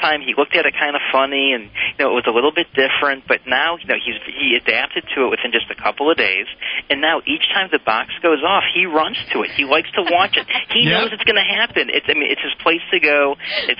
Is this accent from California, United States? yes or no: no; Chicago, Illinois, United States; I'm from Chicago.